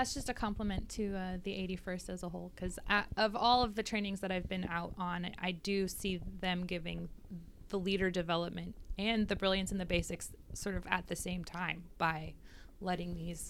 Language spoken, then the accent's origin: English; Minnesota, United States; I'm from Minnesota, and I just don't get cold.